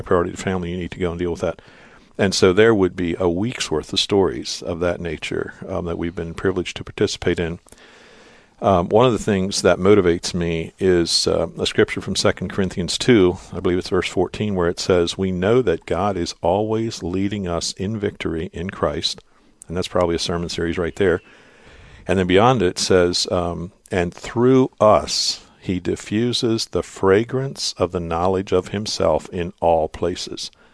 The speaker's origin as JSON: {"language": "English", "area": "Lancaster County", "region": "Pennsylvania", "country": "United States", "tie": "born or raised there", "said": "I was born and raised in Lancaster County"}